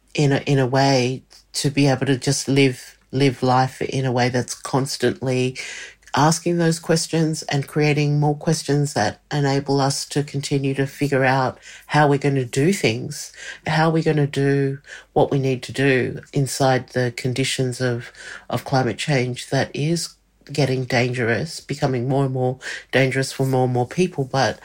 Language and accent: English; Australia; using the power that I have as an Australian to do that.